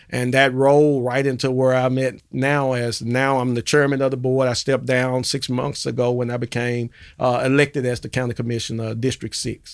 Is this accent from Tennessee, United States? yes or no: yes; Memphis, Tennessee, United States; born and raised in Memphis and grew up in the Dixon Home projects, uh, projects over in North Memphis